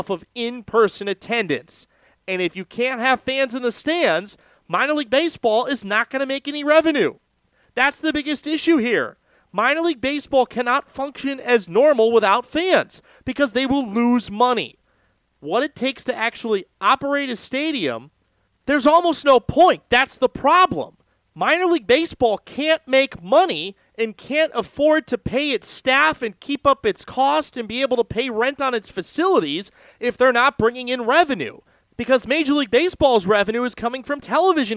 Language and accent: English; California, United States; my home state